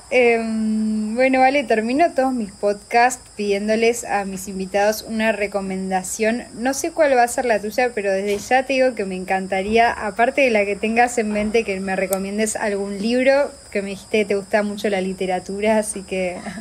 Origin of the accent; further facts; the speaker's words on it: Argentina; moved away as an adult; also born or lived in Uruguay; now in Montevideo, Uruguay; Soy argentina, me mudé hace ocho años